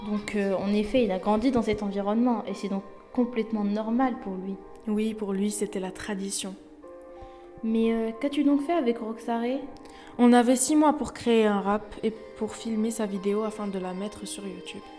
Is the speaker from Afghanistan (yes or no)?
yes; Afghanistan; born there; Alors, je suis née en Afghanistan en 1996 sous le régime des talibans.